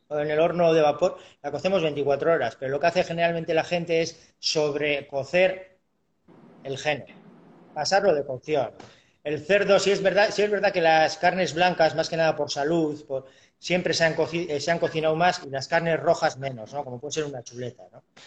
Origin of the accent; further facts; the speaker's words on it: Urduliz, Basque Country, Spain; soy de Bilbao, soy de Vizcaya, eh, de Urduliz, de un pueblito de aquí.